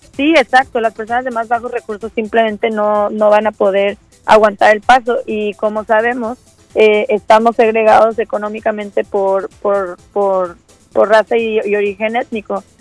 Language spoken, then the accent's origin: Spanish; Mexico City, Mexico; now in Boston, United States; Yo soy originaria de la Ciudad de México y casada con colombiano